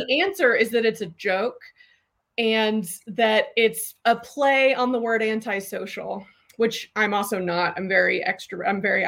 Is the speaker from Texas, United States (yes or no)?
yes; Austin, Texas, United States; also born or lived in North Carolina; I grew up in Austin.